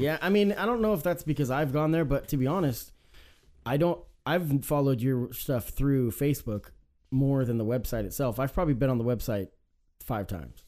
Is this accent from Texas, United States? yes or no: no; Salem, Oregon, United States; I was raised in Salem too